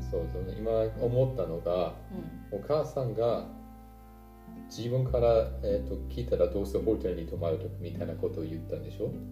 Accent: Northern Germany, Germany; Japanese is a second language; now in Bavaria, Germany; 私は北ドイツで育てられたんですけど

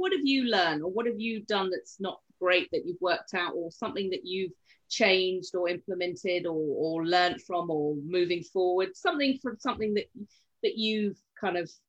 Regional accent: United Kingdom; we're British estate agents

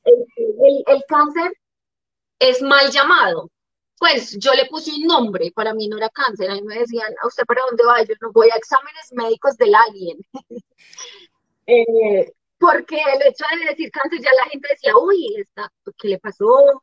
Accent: Armenia, Quindío, Colombia; moved away as an adult; also born or lived in Líbano, Tolima / Bogotá / Medellín / Cartagena; yo nazco en el Líbano, Tolima, en el año 85. Soy la menor de tres mujeres. Eh, mi papá y mi mamá deciden salir del Líbano a buscar mejores proyectos de vida y llegamos a la ciudad de Armenia. Ahí estoy alrededor, pues termino todo mi bachillerato

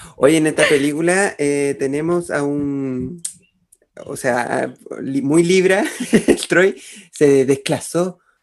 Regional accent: Chile; acá en Chile. Perdóneme mi ignorancia, solo he estudiado en colegios y liceos municipales

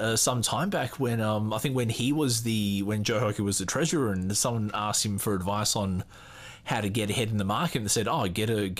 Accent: Melbourne, Victoria, Australia; right now the Australian Formula One Grand Prix is on in my hometown in Melbourne.

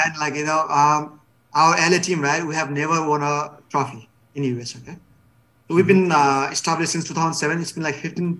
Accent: Bhimad, Gandaki Province, Nepal; I think our Bhimad, my hometown, right, we hosted a third Bhimad Cup national level team, right?

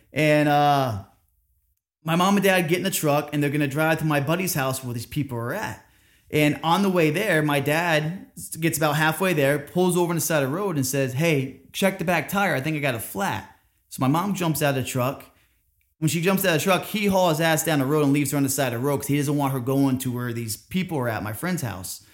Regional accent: Orlando, Florida, United States; also born or lived in Cooperstown, New York; I grew up in Orlando, Florida

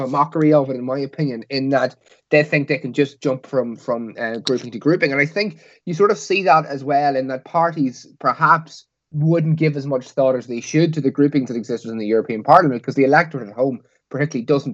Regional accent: Northern Ireland, United Kingdom; growing up in Northern Ireland

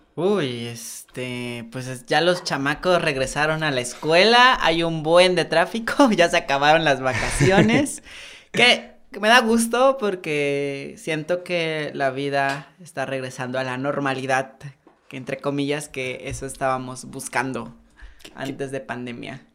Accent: Santiago Juxtlahuaca, Oaxaca, Mexico; moved away as an adult; now in Oaxaca City, Mexico; yo nací en un pueblo que se llama Santiago Juslahuaca, en la Mixteca.

